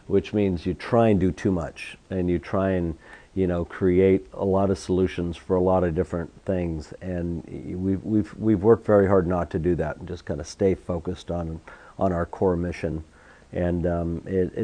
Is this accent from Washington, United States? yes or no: yes; Seattle, Washington, United States; I grew up in Seattle